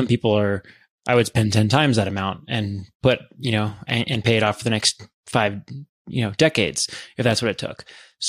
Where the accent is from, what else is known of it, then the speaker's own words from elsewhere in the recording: Columbia, Maryland, United States; I grew up in Howard County in Columbia, Maryland.